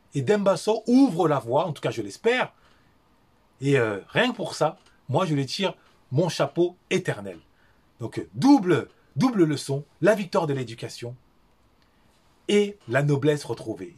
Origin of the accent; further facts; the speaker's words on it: Paris, Île-de-France, France; Je suis né, j'ai grandi à Paris